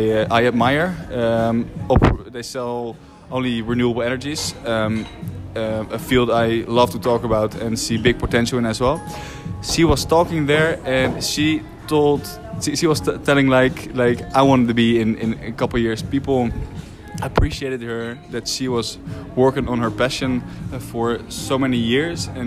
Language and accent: English; Netherlands; moved away as an adult; also born or lived in Rotterdam; now in Spain; I'm from Holland